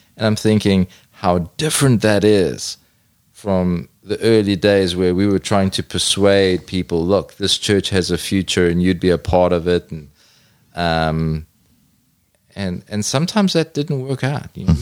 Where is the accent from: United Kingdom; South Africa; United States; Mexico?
South Africa; I'm a South African from a big city